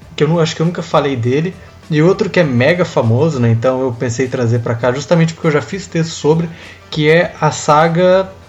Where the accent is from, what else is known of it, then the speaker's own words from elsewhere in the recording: interior of Paraná, Brazil; moved away; eu venho do interior do Paraná, onde a cultura sertaneja é muito forte, né? A música sertaneja é muito forte. Então é, eu cresci na, ouvindo sertanejo